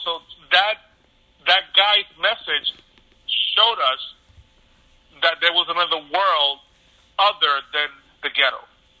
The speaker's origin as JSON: {"language": "English", "town": "New York City", "region": "New York", "country": "United States", "tie": "born or raised there", "also_born_or_lived": "Puerto Rico", "said": "I came here when I was 8 years old. I came to Bushwick I came to Myrtle. When we came from Puerto Rico in 1978, we moved to Myrtle Avenue in Kent."}